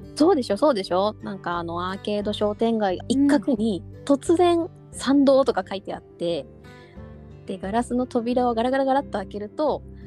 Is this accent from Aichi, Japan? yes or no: no; Yokosuka, Kanagawa, Japan; 私実は生まれも育ちも横須賀なんだけど